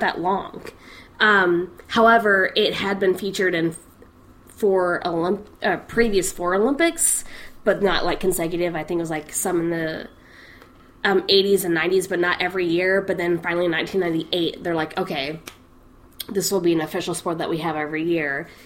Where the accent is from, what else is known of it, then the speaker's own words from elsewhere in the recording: Scotland, United Kingdom; my home country, Scotland.